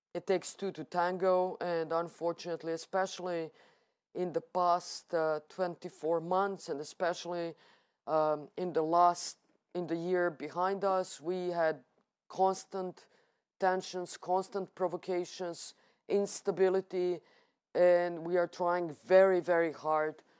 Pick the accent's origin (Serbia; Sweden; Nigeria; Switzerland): Serbia